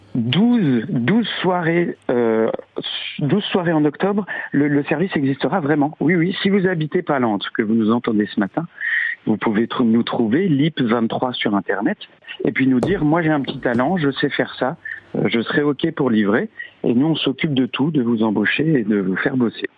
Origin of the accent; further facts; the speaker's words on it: Lorraine, Grand Est, France; en tant que Lorrain